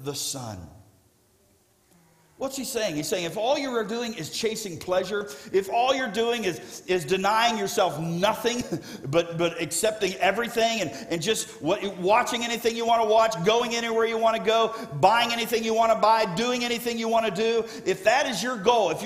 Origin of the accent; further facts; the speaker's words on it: South Florida, United States; I grew up in South Florida